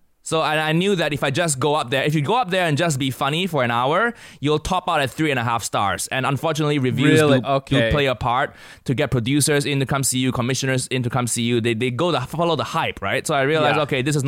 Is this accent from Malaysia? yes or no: yes; Kuala Lumpur, Malaysia; moved away as an adult; also born or lived in United States; now in London, United Kingdom; I grew up in Kuala Lumpur, Malaysia, the capital of Malaysia.